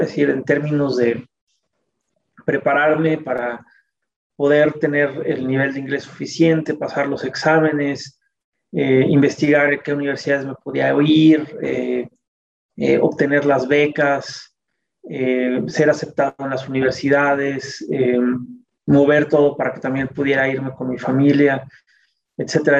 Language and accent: Spanish; Mexico City, Mexico; nací en la Ciudad de México